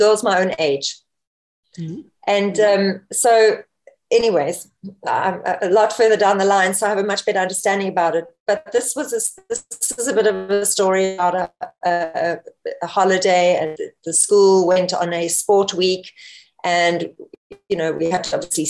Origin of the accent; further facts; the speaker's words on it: South Africa; also born or lived in Namibia; I was actually born in Namibia, Africa. I don't know if anyone knows where that is, just north of South Africa. And I was raised in South Africa